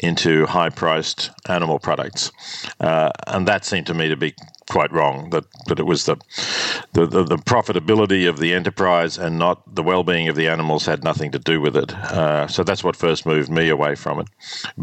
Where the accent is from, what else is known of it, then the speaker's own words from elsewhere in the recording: Australia; growing up in Australia in the 50s